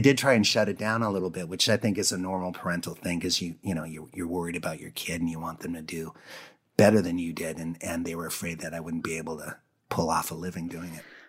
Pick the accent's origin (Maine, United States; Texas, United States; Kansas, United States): Maine, United States; Presque Isle; also born or lived in Minnesota / North Dakota; I grew up in Presqu'Al